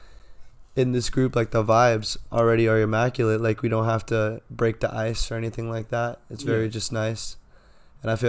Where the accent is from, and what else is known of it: San Diego, California, United States; born or raised there